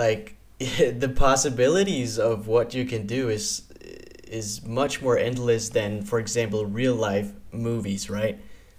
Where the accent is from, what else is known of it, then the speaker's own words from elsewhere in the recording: Denmark; I'm from Denmark.